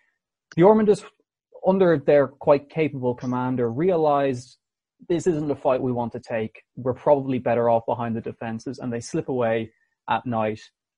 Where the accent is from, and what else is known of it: Ireland